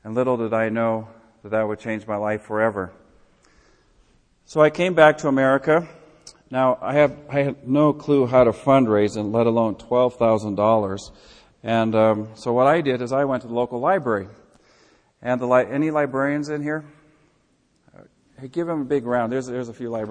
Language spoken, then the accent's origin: English; Midwest, United States; I'm from the Midwest